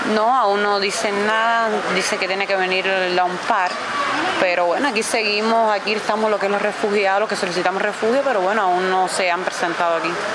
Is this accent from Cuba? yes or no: yes; Cuba; moved away as an adult; also born or lived in Trinidad and Tobago; vengo de Cuba, soy cubana